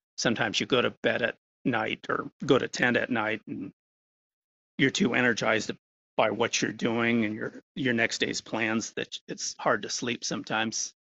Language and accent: English; Bend, Oregon, United States; I've uh, lived in the Bend Lapine area almost all my life, being surrounded by trees